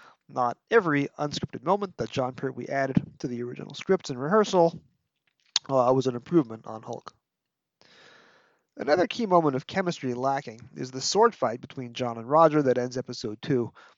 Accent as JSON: {"language": "English", "town": "New York City", "region": "New York", "country": "United States", "accent": "Brooklyn", "said": "my native Brooklyn."}